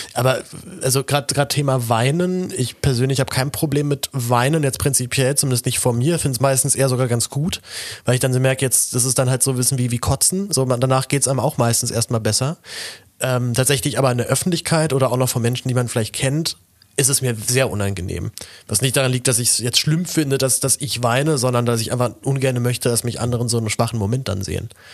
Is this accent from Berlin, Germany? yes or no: yes; Berlin, Germany; ich halt dann als Berliner